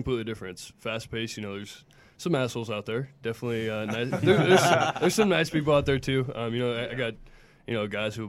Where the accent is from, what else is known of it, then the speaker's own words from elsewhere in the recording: Lincoln, Nebraska, United States; also born or lived in Iowa / New Jersey; I was actually born in Lincoln.